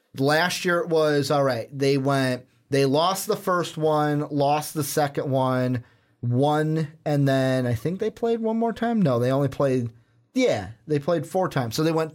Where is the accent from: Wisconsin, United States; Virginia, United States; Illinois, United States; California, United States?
Illinois, United States; Chicago; accent: Chicago; it's my Chicago accent.